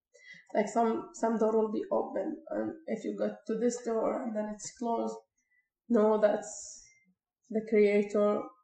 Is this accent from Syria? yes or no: yes; Syria; moved away as an adult; now in Canada; I said, "From Syria."